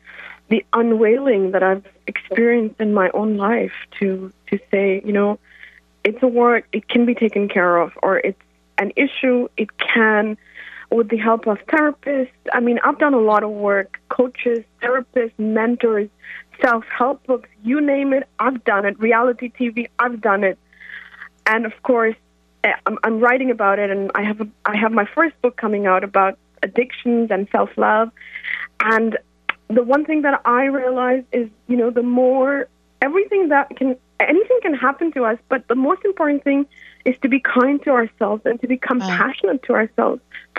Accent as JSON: {"language": "English", "country": "India", "said": "I'm from India."}